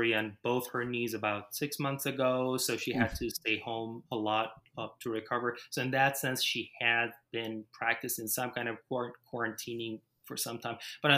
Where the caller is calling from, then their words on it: St. Louis, Missouri, United States; I am sitting in my living room in my one-bedroom apartment in St. Louis, Missouri.